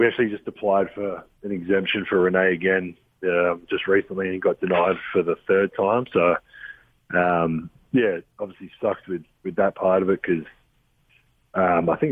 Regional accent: Adelaide, South Australia, Australia; moved away; the Adelaide 36ers, which is my hometown.

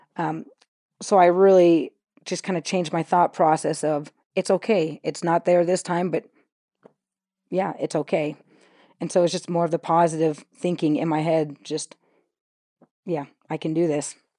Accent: California, United States; now in Utah, United States; We grew up in California

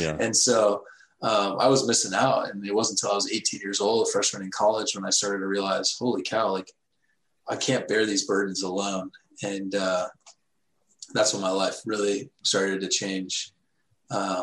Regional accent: Texas, United States; I grew up in Texas, Bible Belt

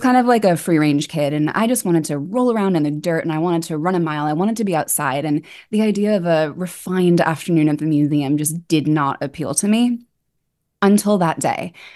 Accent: New York, United States; also born or lived in Edinburgh; I grew up on the Upper West Side

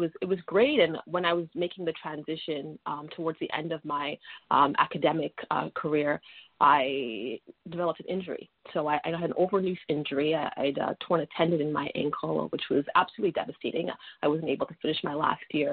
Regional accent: Toronto, Ontario, Canada; I was born and raised in Toronto

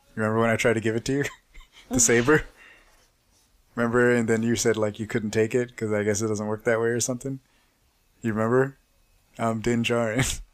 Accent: Texas, United States; I'm like from Texas

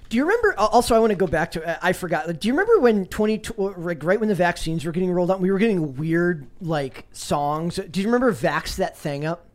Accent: Minnesota, United States; I'm from Minnesota

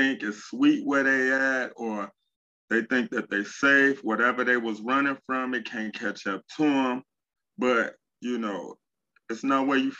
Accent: Chicago, Illinois, United States; Well, I'm from Chicago. All of the stories that you hear about Chicago, like the negativity, it's negative stuff everywhere, but it's not bad as people make it out.

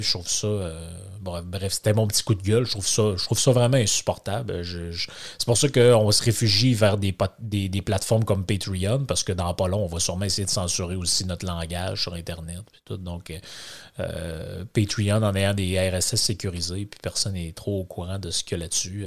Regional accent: Lac Saint-Jean, Quebec, Canada; accent: Québécois from Lac-Saint-Jean; mon accent québécois en plus qui vient du du lac Saint-Jean, de la grande région du Saguenay-Lac-Saint-Jean

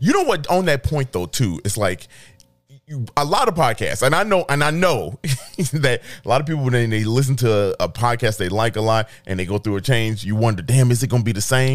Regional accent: Chicago, Illinois, United States; I'm from Chicago

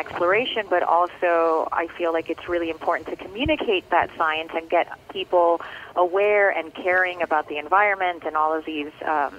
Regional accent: Miami, Florida, United States; I'm actually back where it all started. I grew up in Little Havana in Miami, and now I'm very much back home and in my element.

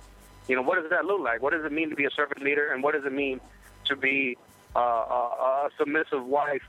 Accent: Miami, Florida, United States; now in South Carolina, United States; I'm from Miami, but I live in South Carolina.

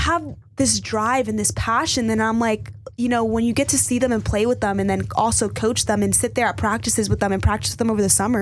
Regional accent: Miami, Florida, United States; moved away as an adult; growing up in Florida and being taught there my entire life

